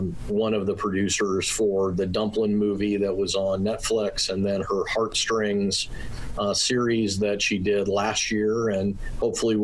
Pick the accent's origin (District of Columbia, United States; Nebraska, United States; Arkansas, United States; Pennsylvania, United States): Nebraska, United States; Omaha; moved away; I grew up in Omaha, Nebraska